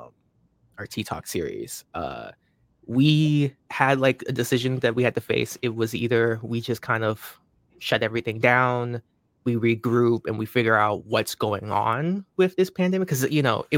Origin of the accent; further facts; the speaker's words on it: Florida, United States; moved away; also born or lived in Washington State / Lynden, Washington / New Hampshire; I was really raised in Florida. Like, that's where, like, a bulk of my, like, you know, being raised was at in my childhood